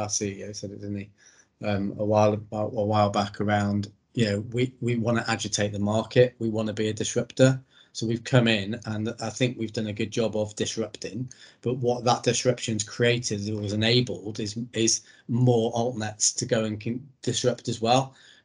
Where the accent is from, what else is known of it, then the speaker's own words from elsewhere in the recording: Wales, United Kingdom; I'm Welsh.